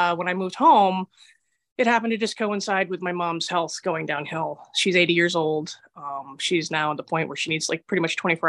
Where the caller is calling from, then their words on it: Heath, Massachusetts, United States; I am calling from Heath, Massachusetts.